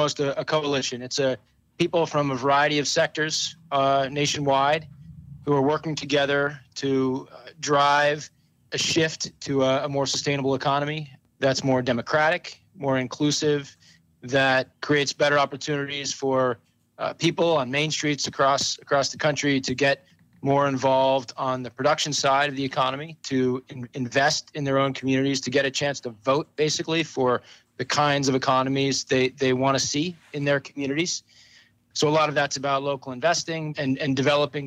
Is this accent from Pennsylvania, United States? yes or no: yes; Pittsburgh, Pennsylvania, United States; now in Vermont, United States; I grew up in Pittsburgh, Pennsylvania, in the 70s and the 80s